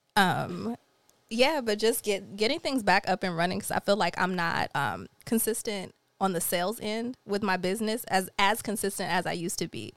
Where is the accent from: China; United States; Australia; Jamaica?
Jamaica; I'm Jamaican